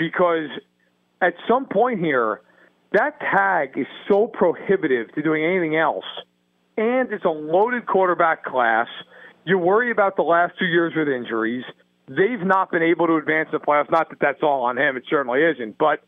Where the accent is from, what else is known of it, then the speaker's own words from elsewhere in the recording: New York, United States; I'll tell you this much. I'm from New York